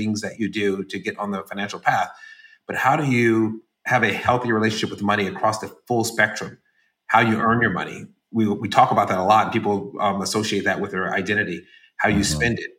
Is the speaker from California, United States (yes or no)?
yes; San Francisco, California, United States; moved away; I'm from San Francisco originally